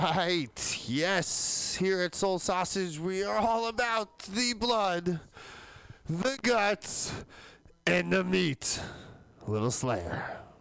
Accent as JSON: {"language": "English", "town": "New York City", "region": "New York", "country": "United States", "tie": "born or raised there", "said": "Born and raised in New York City, everyone thought I was from California."}